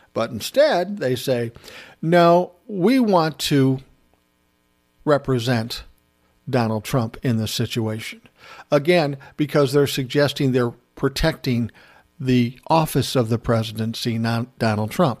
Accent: United States; as an American

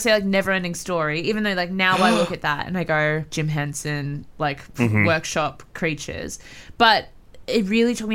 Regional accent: Australia

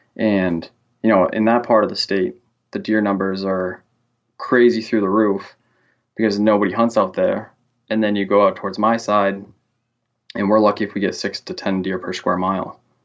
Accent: Central Massachusetts, United States

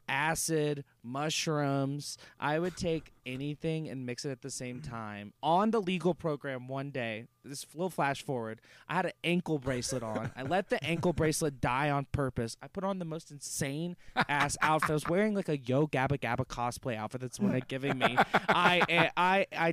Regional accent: Louisiana, United States; especially my hometown

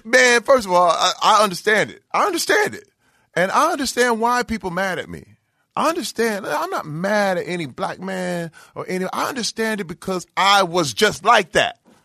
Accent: Flint, Michigan, United States; moved away; I'm from Flint, Michigan

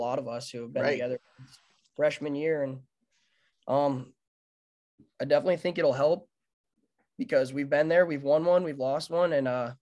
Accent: Billings, Montana, United States; as a baseball player your whole life growing up in Billings

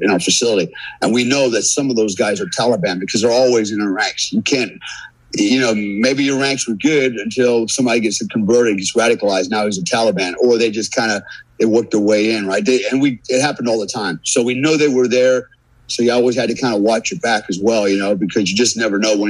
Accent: United States; as an American, man, as a warfighter

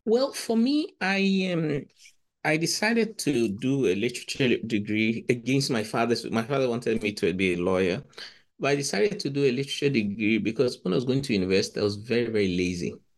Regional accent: Ghana; moved away; I come from Ghana

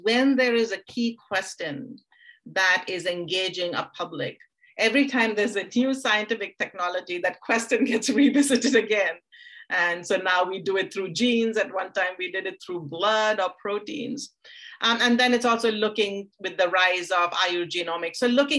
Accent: India; because I grew up in India and I grew up in a world of stories.

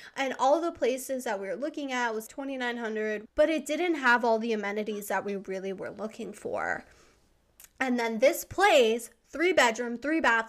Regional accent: East Coast, United States; also born or lived in Savannah, Georgia; now in Southern California, United States; I grew up on the East Coast.

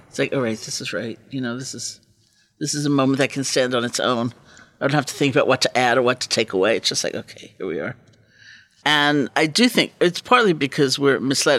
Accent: East Coast, United States; I grew up on the East Coast

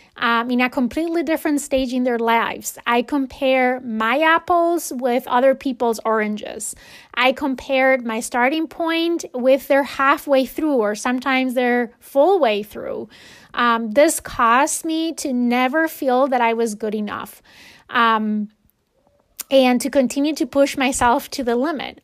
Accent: Spain; moved away; when I was growing up in Spain

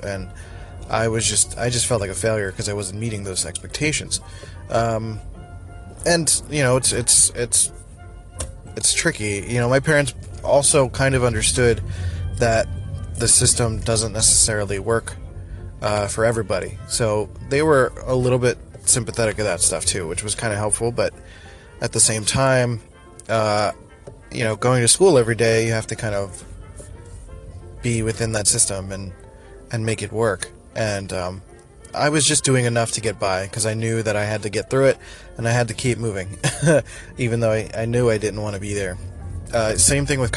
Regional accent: Philadelphia, Pennsylvania, United States; moved away; I grew up in Northeast Philly

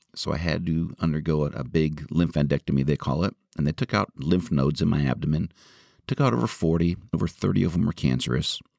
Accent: Marin County, California, United States; my hometown of Marin

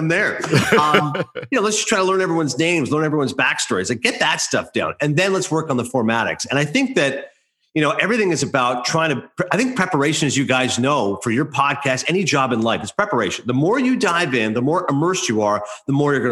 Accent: Canada; moved away; I do weekly radio hits back home. I'm Canadian, so I do it in Toronto and Calgary and Vancouver.

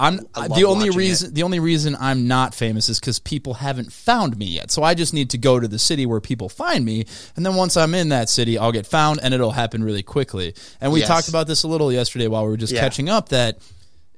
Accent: Minneapolis, Minnesota, United States; moved away as an adult; also born or lived in Chicago; I was actually planning on moving back to Minneapolis

